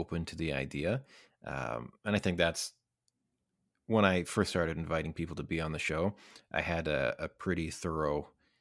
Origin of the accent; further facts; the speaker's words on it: Lac La Biche, Alberta, Canada; also born or lived in Kootenays; now in Vancouver, Canada; I am originally from Northern Alberta, Lac La Biche, Alberta.